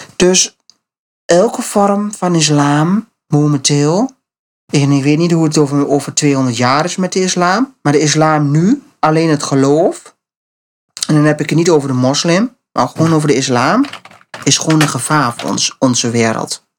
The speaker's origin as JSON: {"language": "Dutch", "country": "Netherlands", "said": "wij eh, als Nederlanders"}